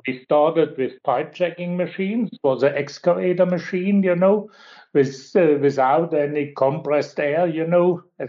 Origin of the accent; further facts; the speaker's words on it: Allmannsweier, Baden-Württemberg, Germany; also born or lived in Switzerland; I am born in the region and I was growing up in Almansweier, where our factory is now.